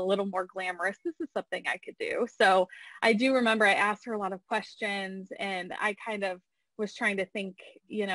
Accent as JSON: {"language": "English", "town": "Findlay", "region": "Ohio", "country": "United States", "tie": "born or raised there", "moved": "as an adult", "lives_now": "Indianapolis, United States", "said": "I grew up in Findlay, so definitely was a tight-knit community there"}